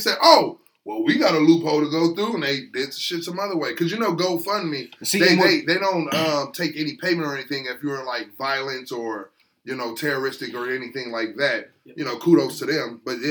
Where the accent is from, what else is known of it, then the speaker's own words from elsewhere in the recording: Nebraska, United States; I'm a nigga from Nebraska